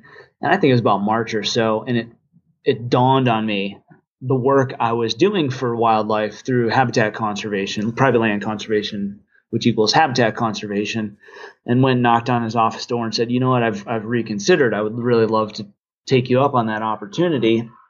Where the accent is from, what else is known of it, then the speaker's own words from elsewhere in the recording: Midwest, United States; also born or lived in Virginia; And then growing up in the Midwest and the East, and, you know, I spent some time in Virginia as well.